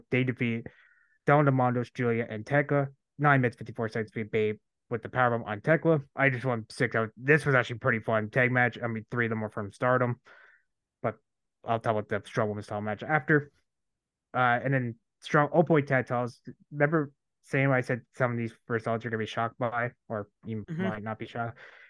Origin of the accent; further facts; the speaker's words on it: Canada; I'm Canadian. I don't celebrate 4th of July.